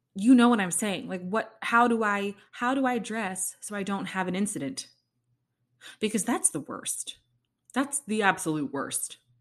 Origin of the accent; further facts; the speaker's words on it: Kansas City, United States; moved away; it's my hometown too